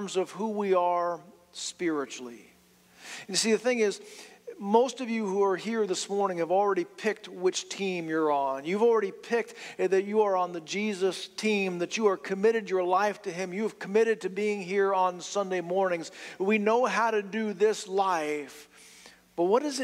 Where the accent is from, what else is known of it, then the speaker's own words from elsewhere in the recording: London, United Kingdom; moved away; also born or lived in Eunice; I was born in London